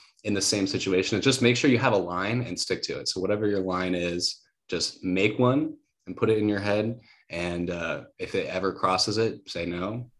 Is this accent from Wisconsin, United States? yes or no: yes; Wisconsin, United States; moved away as an adult; also born or lived in Hawaii; now in Los Angeles, United States; I was born there. I lived there till I was 10. Then I moved to Wisconsin